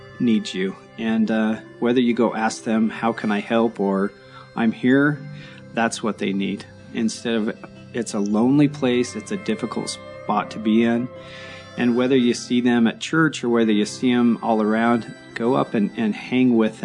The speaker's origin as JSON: {"language": "English", "town": "Orem", "region": "Utah", "country": "United States", "tie": "born or raised there", "said": "I grew up in Orem"}